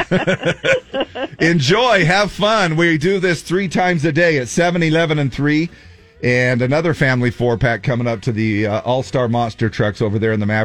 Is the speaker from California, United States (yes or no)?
no; Cottonwood area, Utah, United States; my hometown is the Cottonwood area. That's what I count as my hometown because that's where I grew up